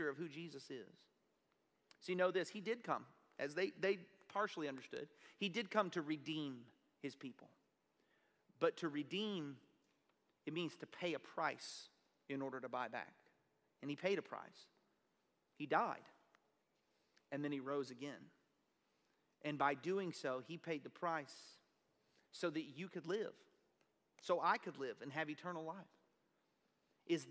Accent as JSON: {"language": "English", "area": "Kennefic", "region": "Texas", "country": "United States", "said": "I'm a bumpkin from Kennefic, Texas"}